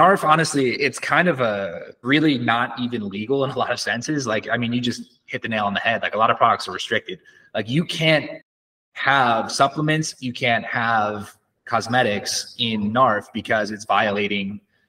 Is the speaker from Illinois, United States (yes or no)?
no; Connecticut, United States; moved away as an adult; now in Mexico; I'm from Connecticut originally, and I love the summers, but the winters were terrible.